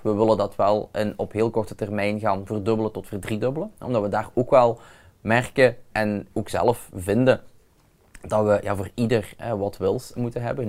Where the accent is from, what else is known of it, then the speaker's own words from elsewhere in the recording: Limburg, Flanders, Belgium; bij ons in Limburg